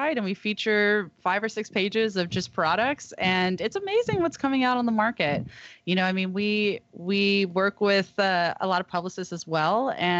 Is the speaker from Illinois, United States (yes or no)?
no; Humboldt, California, United States; And since we're from Humboldt and from the Emerald Triangle, we know a lot about cultivation from seed to sale.